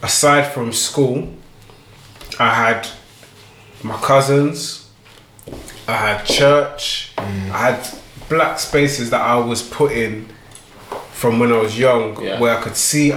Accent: London, United Kingdom; I grew up in East London

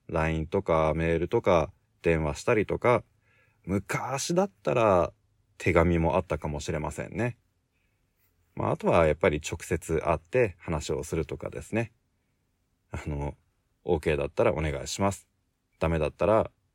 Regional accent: Japan; 俺はずっと日本で生まれて日本で育った

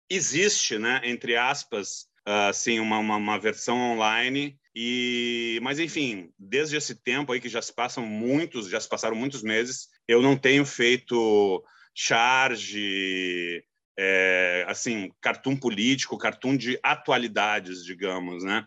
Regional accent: Rio Grande do Sul, Brazil; moved away as an adult; now in Rio de Janeiro, Brazil; eu sou gaúcho, mas eu moro no Rio

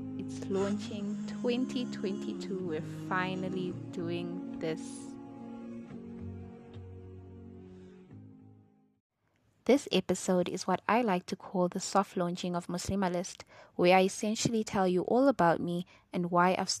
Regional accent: Durban, KwaZulu-Natal, South Africa; first language Chichewa; English is a second language; I was born in Durban, South Africa. I've lived in South Africa my entire life, but my parents were born in Malawi. So growing up in South Africa

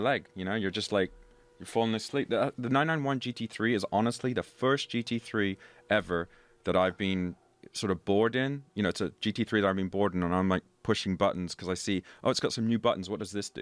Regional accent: London, United Kingdom; I was born and raised in London, very cosmopolitan.

